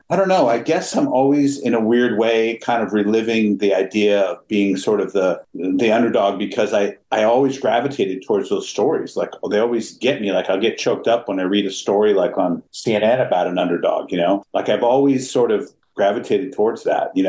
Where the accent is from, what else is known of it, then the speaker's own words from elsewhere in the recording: Pasadena, California, United States; I grew up in Pasadena, in California. My parents were both doctors, but we always had like this almost commune living in our house.